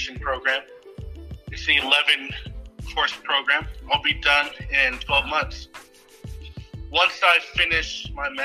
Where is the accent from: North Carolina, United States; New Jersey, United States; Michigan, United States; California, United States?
California, United States; Salinas; I'm from Salinas, California, a.k.a. the Salad Bowl